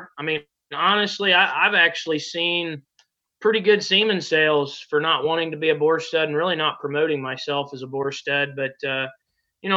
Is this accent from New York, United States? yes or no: no; Ohio, United States; moved away as an adult; also born or lived in Casper, Wyoming / Colorado / Benedict, Nebraska; went to high school at Hillsdale High School here in my hometown